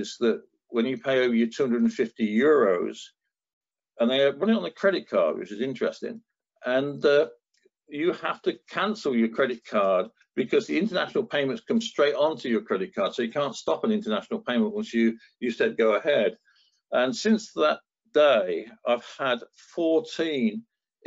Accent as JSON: {"language": "English", "town": "Northampton", "region": "East Midlands", "country": "United Kingdom", "tie": "born or raised there", "said": "I grew up in Northampton"}